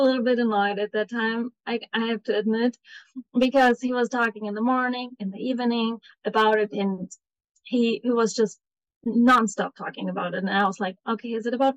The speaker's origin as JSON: {"language": "English", "country": "Germany", "moved": "as an adult", "lives_now": "United States", "said": "I'm originally from Germany, where I've studied psychology, and I've moved 1.5 years ago to America"}